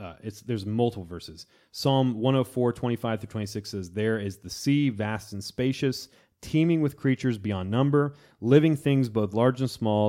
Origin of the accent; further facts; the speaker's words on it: Florida, United States; in my hometown of Florida